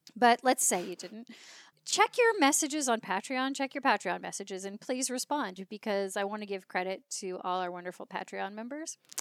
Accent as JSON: {"language": "English", "region": "California", "country": "United States", "also_born_or_lived": "Leeds, England", "said": "I'm from California."}